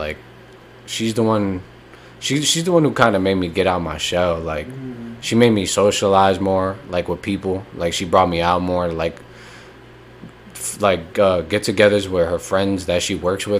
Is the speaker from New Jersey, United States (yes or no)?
yes; North Brunswick, New Jersey, United States; moved away as an adult; I grew up in the Grove.